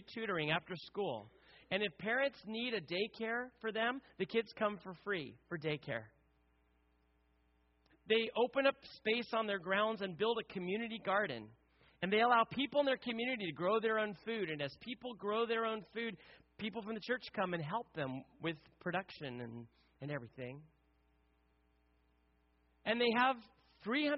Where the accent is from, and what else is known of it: United States